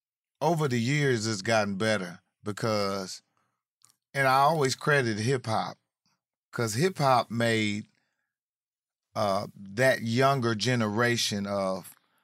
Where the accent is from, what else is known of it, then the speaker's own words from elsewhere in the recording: Indianapolis, Indiana, United States; moved away as an adult; also born or lived in Atlanta; Indianapolis. I'm from Naptown.